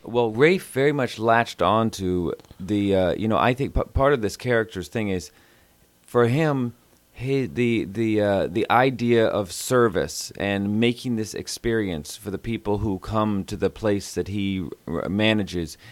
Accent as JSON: {"language": "English", "town": "Houston", "region": "Texas", "country": "United States", "said": "I'm from Houston"}